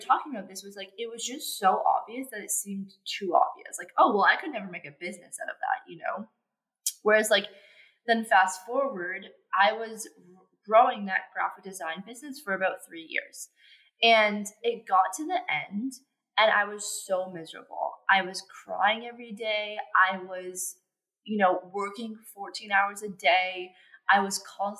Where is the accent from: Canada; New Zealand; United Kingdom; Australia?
Canada; I'm from Canada